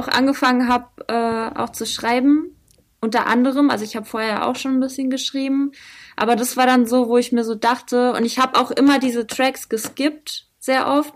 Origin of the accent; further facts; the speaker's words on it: Butzbach, Hesse, Germany; moved away as an adult; also born or lived in Frankfurt; now in Mainz, Germany; ursprünglich komme ich eigentlich aus Frankfurt. Also meine Eltern äh, haben mich in Frankfurt äh, bis ich sechs war, habe ich in Rödelheim gewohnt und dann äh, später habe ich in Butzbach gewohnt.